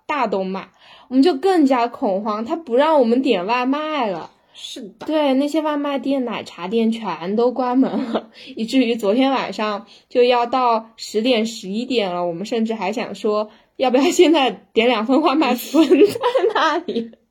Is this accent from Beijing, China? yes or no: no; Sichuan, China; 可以能能看出我们四川人的心态了吧？